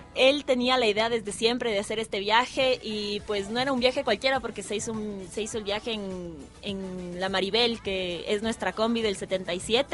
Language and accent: Spanish; Ecuador; todos somos ecuatorianos